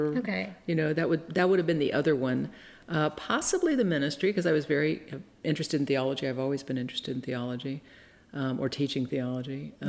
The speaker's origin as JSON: {"language": "English", "town": "Austin", "region": "Texas", "country": "United States", "tie": "born or raised there", "also_born_or_lived": "California / southern France", "said": "I grew up mostly in Austin, Texas. I spent some time in California and southern France, where mm-hmm. my father was a visiting professor"}